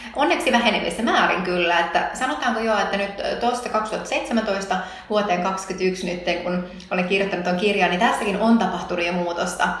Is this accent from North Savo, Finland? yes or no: yes; Tervo, North Savo, Finland; also born or lived in Helsinki; hän perusti autokorjaamon pienen, pienen Tervon kylään silloin, missä hän itse oli syntynyt ja, ja tota, me muutettiin silloin Helsingistä takaisin sinne seuduille